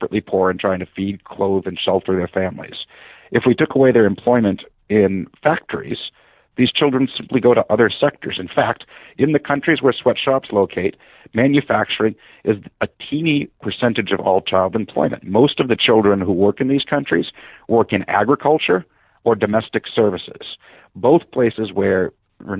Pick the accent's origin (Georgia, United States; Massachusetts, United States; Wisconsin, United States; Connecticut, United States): Massachusetts, United States; Haverhill; I grew up in what was known as the Shoe City of Haverhill, Massachusetts